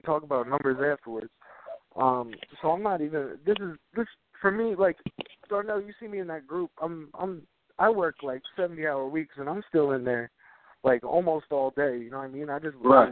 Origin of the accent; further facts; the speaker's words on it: New Jersey, United States; now in Virginia, United States; I'm from Jersey. I live in VA now